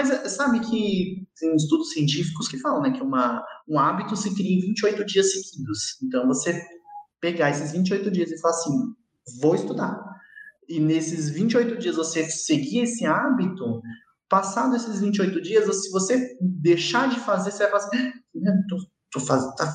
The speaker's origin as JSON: {"language": "Portuguese", "country": "Brazil", "said": "É que a gente é brasileiro já é meio vacinado com isso, né?"}